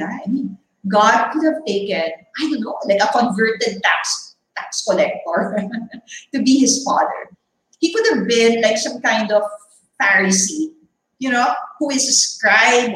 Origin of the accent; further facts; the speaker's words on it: Philippines; what are we Filipinos